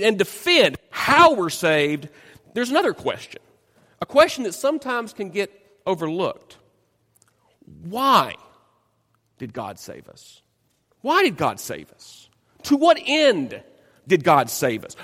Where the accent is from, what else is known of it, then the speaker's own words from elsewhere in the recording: Dyersburg, Tennessee, United States; moved away; my hometown of Dyersburg, Tennessee